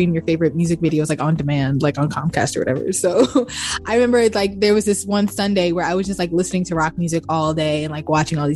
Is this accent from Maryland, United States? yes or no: yes; Baltimore, Maryland, United States; I grew up in Baltimore, Maryland